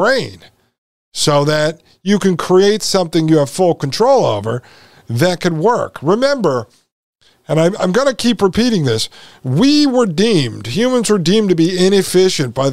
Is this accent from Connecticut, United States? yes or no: yes; Connecticut, United States; I was born and raised in Connecticut